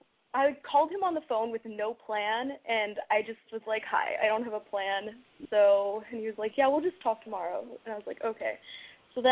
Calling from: Studio City, California, United States; I live in Studio City, and I'm 16.

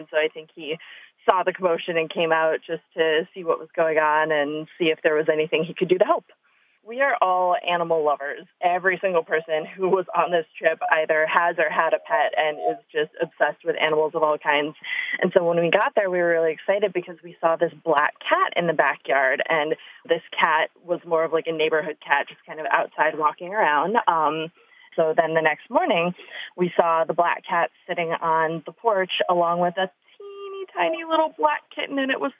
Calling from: Chicago, Illinois, United States; I am from Chicago.

